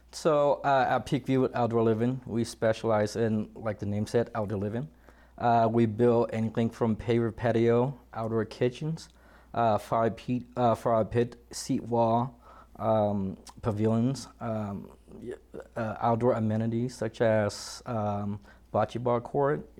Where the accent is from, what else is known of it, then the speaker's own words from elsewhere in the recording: Washington, United States; moved away as an adult; now in Colorado, United States; initially I'm from Washington State